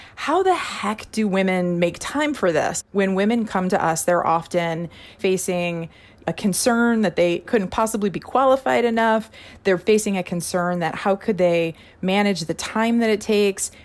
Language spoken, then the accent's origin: English; Missouri, United States; Missouri is my home state.